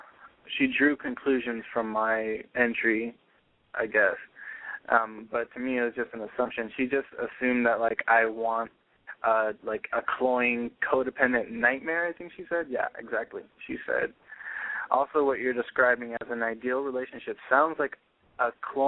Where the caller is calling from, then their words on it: San Bernardino, California, United States; I'm calling from San Bernardino.